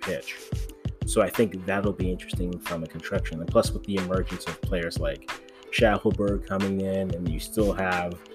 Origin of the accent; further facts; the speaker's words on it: Ghana; I'm Ghanaian